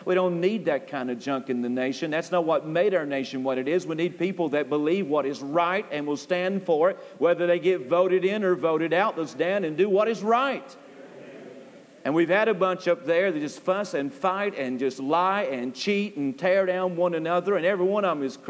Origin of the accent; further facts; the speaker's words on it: United States; we as American people